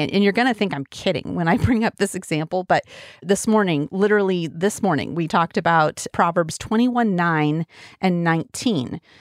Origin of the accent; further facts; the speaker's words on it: Wyoming, United States; also born or lived in Colorado; now in Oregon, United States; And I am from Wyoming, and I grew up mostly in Wyoming and a little bit in Colorado